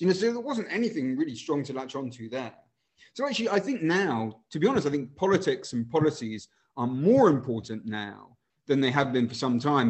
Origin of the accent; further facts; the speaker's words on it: Winchester, South East England, United Kingdom; moved away as an adult; also born or lived in Chile; now in London, United Kingdom; I spent a bunch of time growing up in Winchester um, and also Chile, where my dad was sent for work.